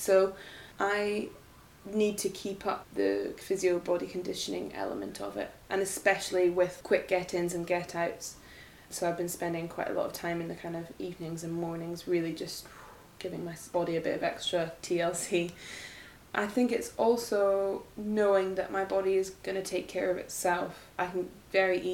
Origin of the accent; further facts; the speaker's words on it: Edinburgh, Scotland, United Kingdom; moved away; I grew up in Edinburgh